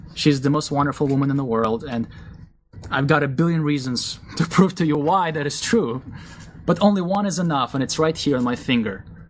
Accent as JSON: {"language": "English", "country": "Israel", "tie": "born or raised there", "moved": "yes", "said": "I grew up in a Russian Jewish family. My parents believed in Jesus when I was still a young boy. So, even though we were raised in Israel"}